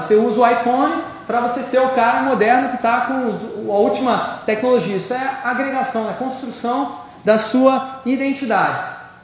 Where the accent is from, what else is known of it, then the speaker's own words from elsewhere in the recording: Brazil; Eu sou brasileiro